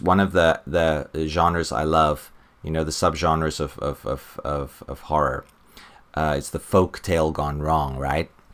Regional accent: South Africa; growing up in South Africa

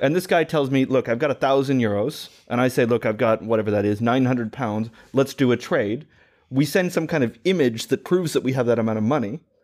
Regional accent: United States; as an American

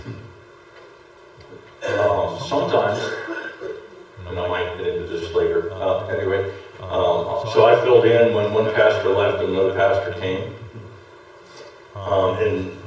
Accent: New York City, New York, United States; now in Crawford, United States; I grew up in New York City

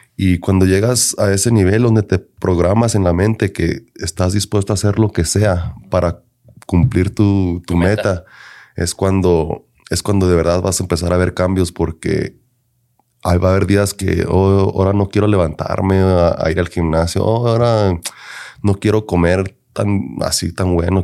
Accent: Denver, Colorado, United States; yo soy nacido aquí en Denver, Colorado.

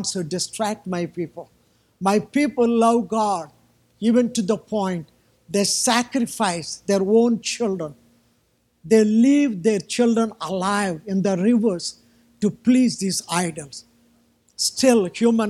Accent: India; I'm from, I still live in India

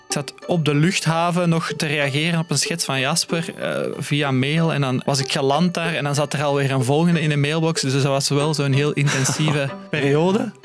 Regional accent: Leuven, Flanders, Belgium; Voor mij was het ook een ontdekking eigenlijk als Leuvenaar

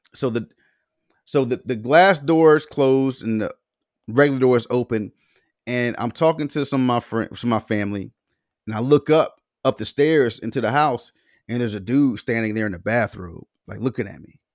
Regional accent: the South, United States; we grew up in the South.

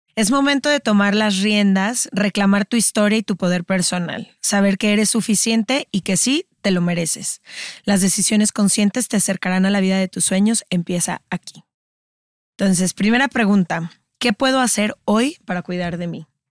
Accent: Guadalajara, Jalisco, Mexico; nacimos y crecimos en Guadalajara

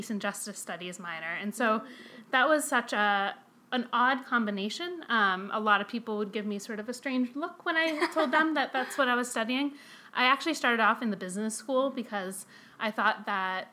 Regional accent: outside of Boston, Massachusetts, United States; moved away as an adult; now in Chicago, United States; So I'm from the Boston area. I grew up outside of Boston

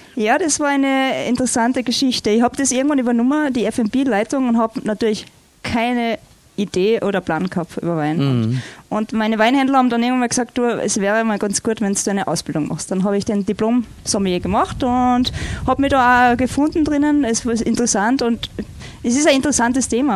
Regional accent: Obertauern, Salzburg, Austria; aber ich bin aufgewachsen auf 1800 Meter, also ja. wo ich herkomme

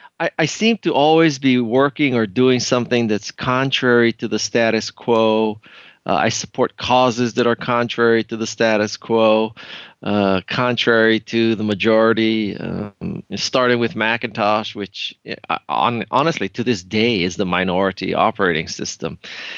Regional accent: Honolulu, Hawaii, United States; Basically, I'm from Honolulu. I went to Stanford.

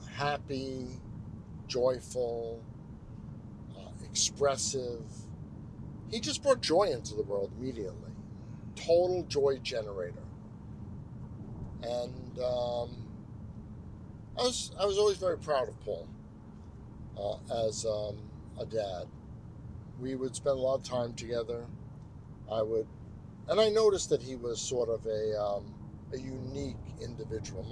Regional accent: New York City, New York, United States; I was born in Brooklyn

